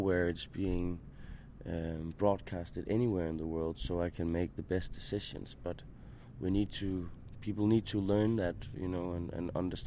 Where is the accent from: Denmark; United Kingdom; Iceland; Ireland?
Denmark; I'm from Denmark